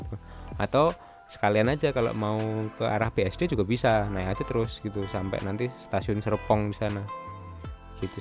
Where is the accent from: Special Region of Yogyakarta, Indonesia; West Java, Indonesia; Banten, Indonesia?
Special Region of Yogyakarta, Indonesia; Yogyakarta; masa kecil kita di Jogja itu kan ada Aspada, ada Kopaja